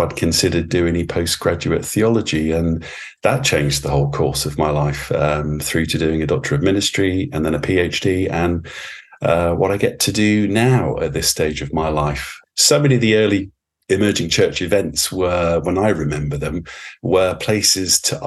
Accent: Luton, East of England, United Kingdom; my hometown, which was Luton

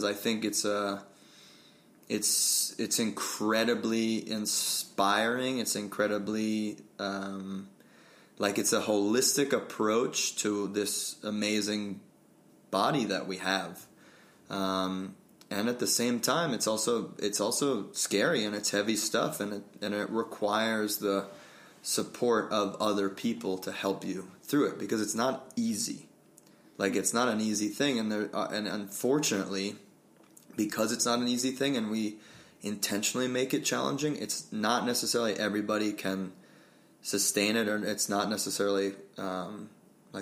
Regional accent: Connecticut, United States; moved away as an adult; also born or lived in Vermont / Brooklyn, New York / Steamboat Springs, Colorado; now in Colorado, United States; I grew up in Connecticut.

